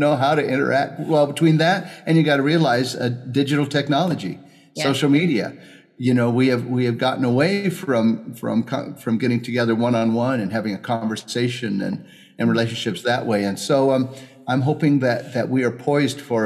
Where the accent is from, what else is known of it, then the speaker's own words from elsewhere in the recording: Southern California, United States; moved away; I grew up in Southern California